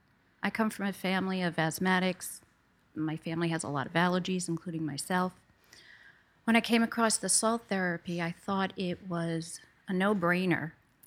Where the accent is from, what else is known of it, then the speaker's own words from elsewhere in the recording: Queens, New York, United States; Well, I grew up in Bayside, Queens, lived there most of my life, and I was a dancer.